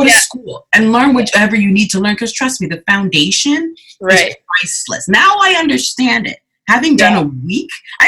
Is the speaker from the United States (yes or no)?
no; Canada; also born or lived in Ghana; I was born in Ghana in the 70s, and then came over with my mother in her lap. So she and I journeyed to Canada together